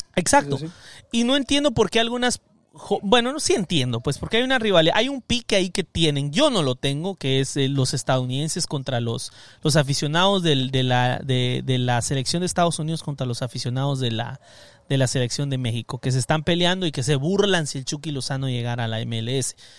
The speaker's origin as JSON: {"language": "Spanish", "country": "Guatemala", "moved": "yes", "lives_now": "Los Angeles, United States", "said": "soy Chapín"}